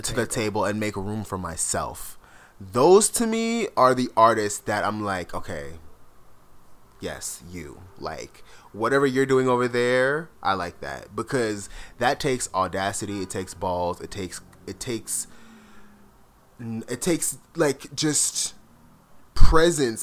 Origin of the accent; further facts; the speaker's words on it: South Florida, United States; growing up in South Florida, like I grew up with a lot of Latin friends